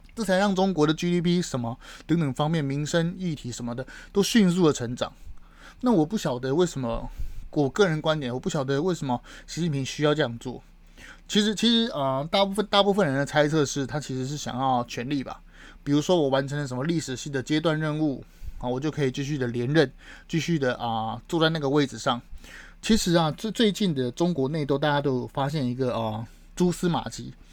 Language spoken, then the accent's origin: Chinese; Taiwan; 我身为台湾人